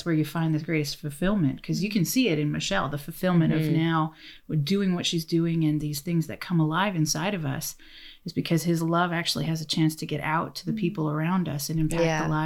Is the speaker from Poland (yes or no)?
no; Canada; I'm Canadian.